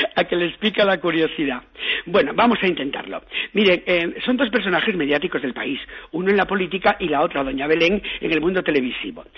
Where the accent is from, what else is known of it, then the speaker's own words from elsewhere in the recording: Galicia, Spain; en mi tierra, yo que soy gallego